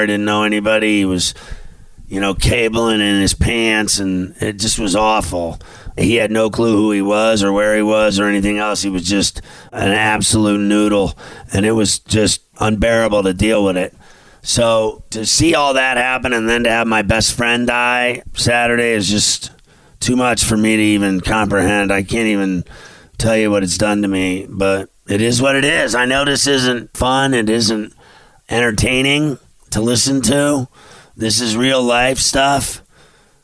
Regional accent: Pittsburgh, Pennsylvania, United States; moved away; also born or lived in New York City; I always loved going home. That's where I'm from. I'm from Pittsburgh

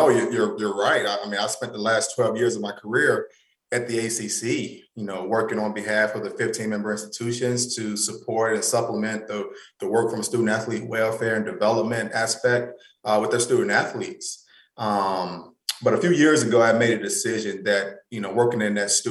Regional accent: North Carolina, United States; moved away as an adult; now in Iowa, United States; I'm from North Carolina. I'm a Southern boy at heart

